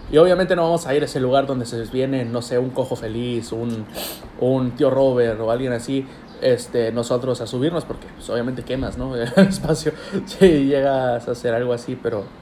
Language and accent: Spanish; Ciudad Constitución, Baja California Sur, Mexico; also born or lived in Los Cabos; now in Cabo San Lucas, Mexico; No nací tal cual aquí en Los Cabos, nací en Ciudad Constitución, que es un lugar que está como casi 5 o 7 horas de aquí de Cabo San Lucas. Ah, pero sigue siendo Baja California Sur.